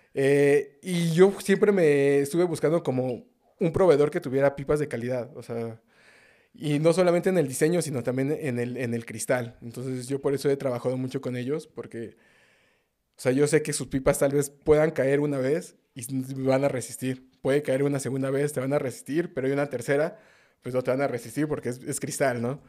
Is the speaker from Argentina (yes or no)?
no; Mexico City, Mexico; Sí, yo soy de, nativo de la Ciudad de México, de justo del norte de la ciudad. Soy de Azcapotzalco, Tepaneca